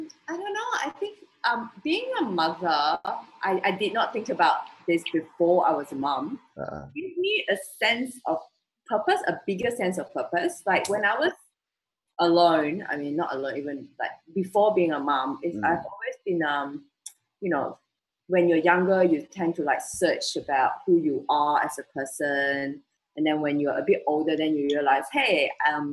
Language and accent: English; Malaysia; now in Singapore; I'm from Malaysia, so my siblings and my dad is still back in Malaysia.